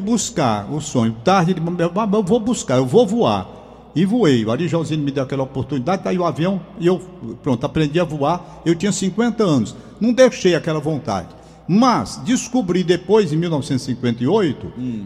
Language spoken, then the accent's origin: Portuguese; Fortaleza, Ceará, Brazil; da casa ali onde eu moro, onde nasci, 72 anos morando na mesma casa